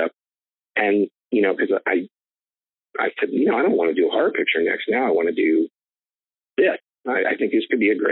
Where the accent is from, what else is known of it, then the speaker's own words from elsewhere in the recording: Fairmont, West Virginia, United States; my hometown, Fairmont, West Virginia